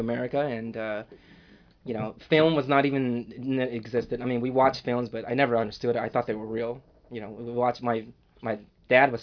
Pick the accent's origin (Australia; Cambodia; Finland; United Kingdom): Cambodia; Battambang; now in Northern California, United States; I'm originally from Cambodia. We were born in a city called Battambang.